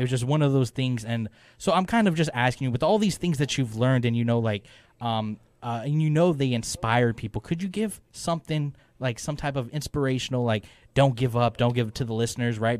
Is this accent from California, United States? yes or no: yes; Wasco, California, United States; I grew up in a small town called Wasco